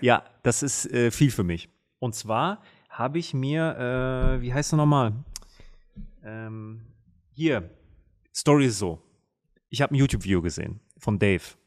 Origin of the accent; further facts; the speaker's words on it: Münster, North Rhine-Westphalia, Germany; war ich in der Münsteraner Innenstadt, meiner Heimatstadt